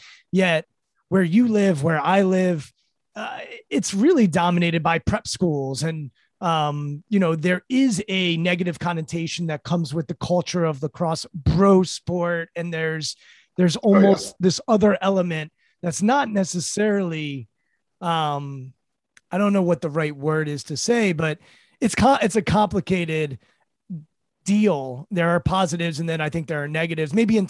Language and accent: English; Montgomery County, Maryland, United States; I grew up in Montgomery County, Maryland, and went to public school